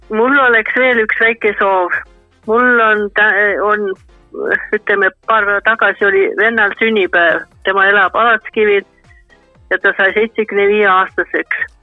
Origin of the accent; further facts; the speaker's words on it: Põltsamaa, Jõgeva County, Estonia; mina olen üks põline põltsamaalane